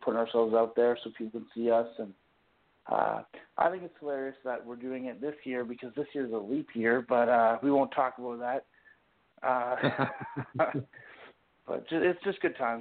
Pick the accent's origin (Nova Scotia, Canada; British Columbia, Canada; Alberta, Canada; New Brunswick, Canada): British Columbia, Canada; Campbell River; moved away; also born or lived in Ontario; I'm originally from Vancouver Island, Campbell River, BC, so North Island.